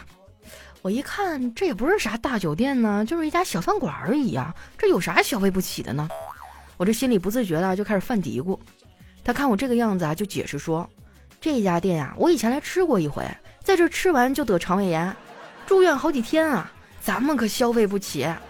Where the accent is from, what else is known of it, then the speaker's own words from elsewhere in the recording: Northeast China, China; moved away; 我们东北人真的太爱喝酒了